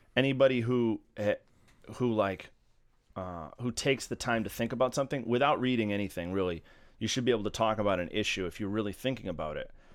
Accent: Massachusetts, United States; now in Baltimore, United States; I hail from Massachusetts originally, and I've been living in Baltimore for a while mm, 14 years

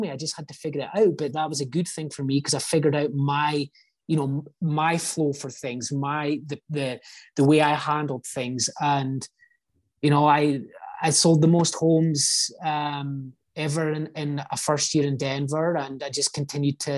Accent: Scotland, United Kingdom; now in United States; I just like I grew up in Scotland. It's not like some third world country

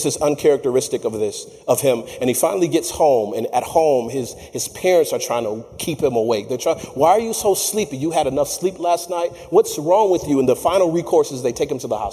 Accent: Michigan, United States; I'm from Michigan

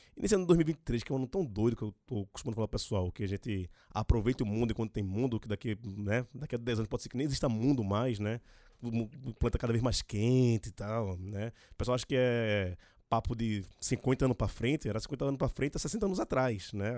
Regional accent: Recife, Pernambuco, Brazil; now in São Paulo, Brazil; eu sou de Recife, mas moro em São Paulo

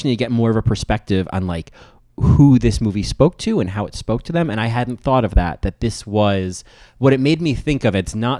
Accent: New Jersey, United States; because we grew up in New Jersey

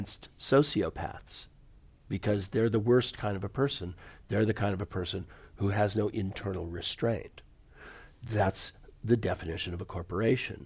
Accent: United States; I grew up in the United States in the 60s and the 70s

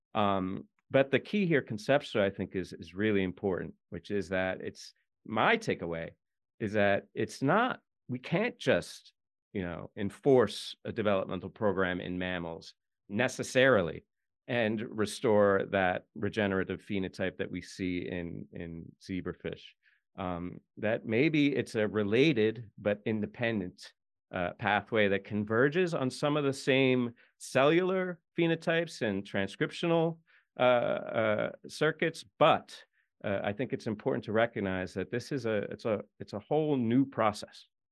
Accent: United States; I'm an American

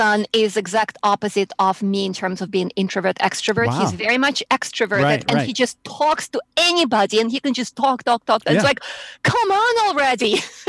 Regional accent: Moscow, Russia; English is a second language; also born or lived in New York; now in Houston, United States; I was in Moscow, yeah.

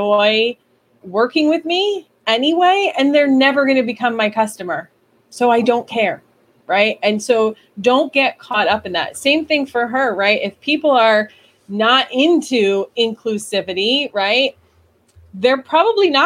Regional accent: New York, United States; I'm from New York

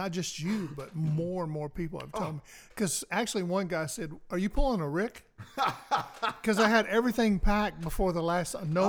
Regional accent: Nashville, Tennessee, United States; now in Clarksville, United States; Growing up in East Nashville

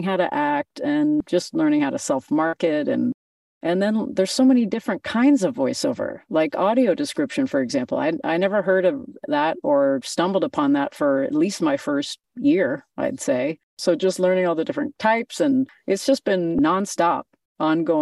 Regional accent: Canada; I'm a Canadian girl, born and raised

